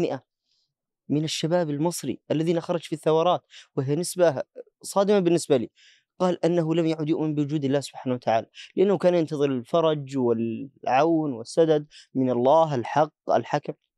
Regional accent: Yemen; عندنا في اليمن

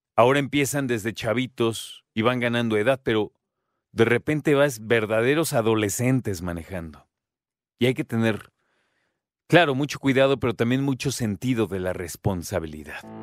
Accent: Mexico; Nosotros como mexicanos

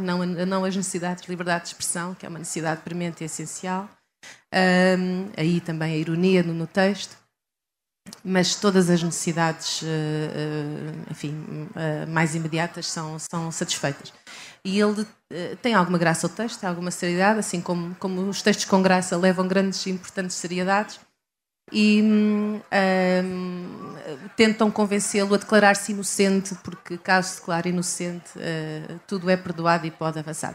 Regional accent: Leiria, Centro, Portugal; moved away as an adult; also born or lived in Coimbra; now in Lisbon, Portugal; nasci em Coimbra, uh, cresci em Leiria

